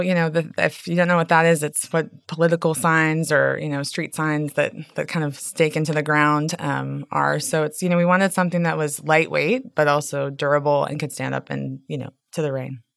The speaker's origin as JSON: {"language": "English", "town": "Chicago", "region": "Illinois", "country": "United States", "moved": "yes", "lives_now": "New Orleans, United States", "said": "I'm from Chicago"}